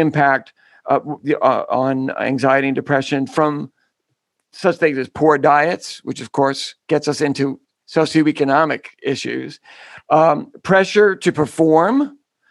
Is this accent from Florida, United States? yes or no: no; New York City, New York, United States; I'm a Bronx boy.